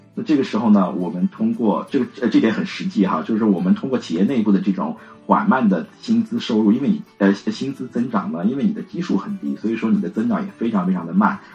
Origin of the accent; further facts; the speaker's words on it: Yangzhou, Jiangsu, China; moved away as an adult; now in Shanghai, China; 我是扬州人，对，我还是想离家近一点